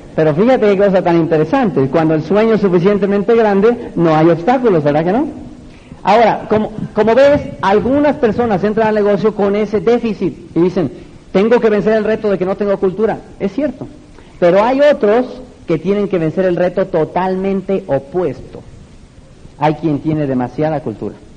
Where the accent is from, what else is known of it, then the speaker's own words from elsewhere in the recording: Mexico; desde mi tierra, México, la tierra del mariachi